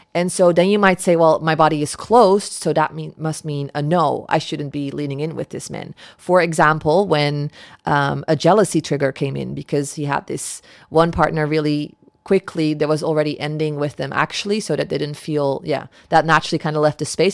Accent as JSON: {"language": "English", "country": "Netherlands", "tie": "born or raised there", "moved": "yes", "said": "my, uh, home where I grew up in the Netherlands"}